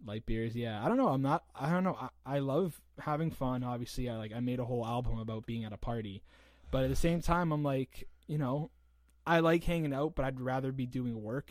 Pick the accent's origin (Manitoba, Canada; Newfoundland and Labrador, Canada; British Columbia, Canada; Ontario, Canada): Ontario, Canada; St. Catharines; also born or lived in Hamilton, Ontario; I'm right from St. Catharines. I was born in Hamilton and then came right here.